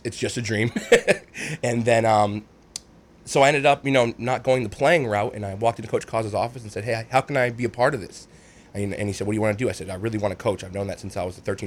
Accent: Lewiston, Maine, United States; I'm from Lewiston.

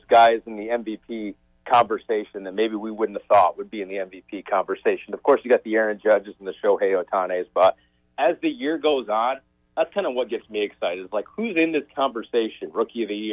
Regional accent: Michigan, United States; moved away; I grew up in Michigan

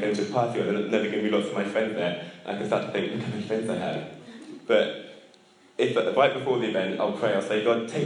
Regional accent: England, United Kingdom; as English people

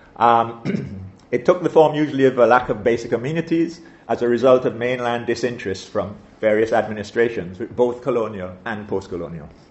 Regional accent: St. Vincent & Grenadines; growing up in St. Vincent as I did, I attended, I attended her dame school

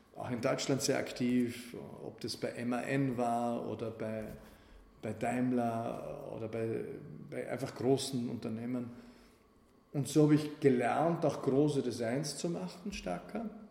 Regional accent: Wald am Arlberg, Vorarlberg, Austria; moved away as an adult; ich komme aus der Provinz und da, da habe ich halt Dinge erlebt, die waren wild. Ne? Für den Bergbauernbuben aus Waldermalberg

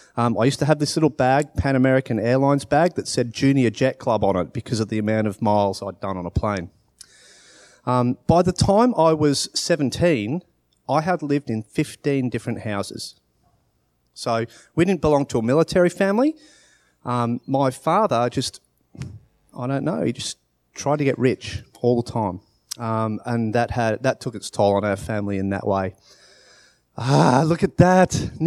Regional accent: Australia; born there; So, I was born in Australia. I was born to parents who were English.

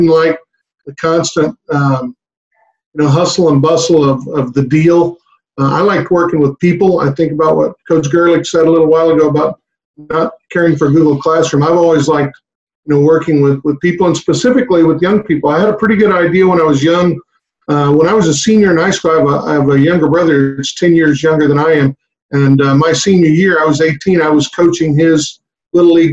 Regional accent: Harlingen, Texas, United States; I grew up down in the valley, in Harlingen

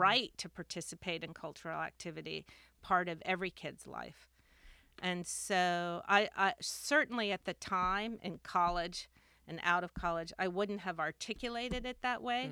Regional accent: Washington, District of Columbia, United States; also born or lived in Bethesda, Maryland / Cork, Ireland; I grew up in Washington, D C, and, um, and then in the, in a suburb of, of D C, Bethesda, Maryland

